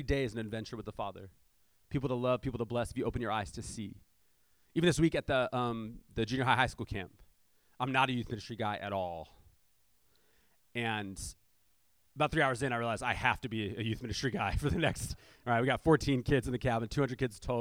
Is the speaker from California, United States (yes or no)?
yes; San Diego, California, United States; I'm from South San Diego